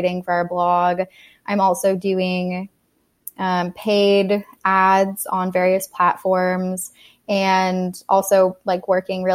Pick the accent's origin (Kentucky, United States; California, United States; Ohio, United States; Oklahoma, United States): California, United States; Monterey; now in San Francisco, United States; I am from Monterey, California, which is about 3 hours south of here